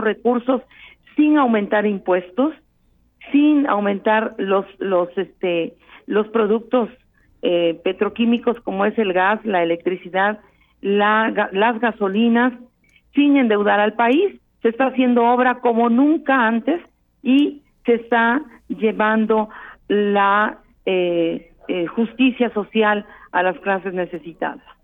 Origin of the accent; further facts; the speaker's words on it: Veracruz, Mexico; como somos los porteños